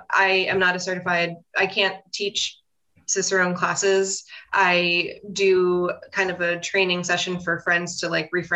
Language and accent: English; Pennsylvania, United States; I grew up in Pennsylvania, and I pretty much have lived in Pennsylvania my whole life